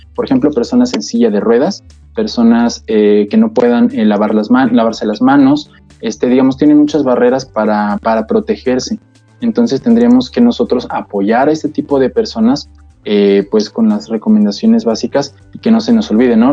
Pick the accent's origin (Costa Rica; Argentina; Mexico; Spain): Mexico; como mexicanos